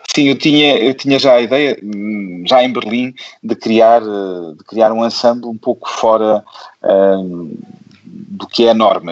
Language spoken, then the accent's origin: Portuguese; Porto, Norte, Portugal